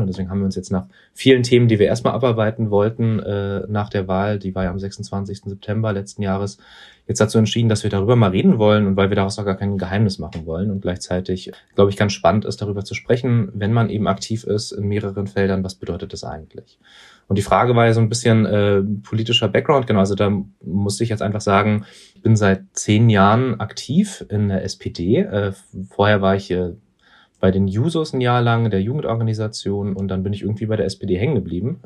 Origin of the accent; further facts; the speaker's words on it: Berlin, Germany; dass wir da aufgewachsen sind